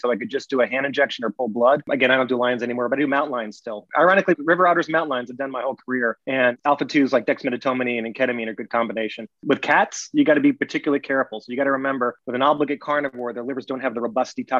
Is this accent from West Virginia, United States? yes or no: no; North Carolina, United States; I grew up in North Carolina